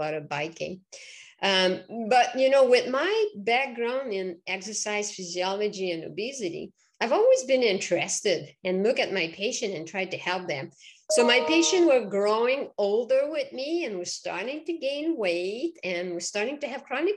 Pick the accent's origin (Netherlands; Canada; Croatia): Canada; Quebec; English is a second language; moved away as an adult; now in Vermont, United States; people will recognize my accent. So I'm originally from Quebec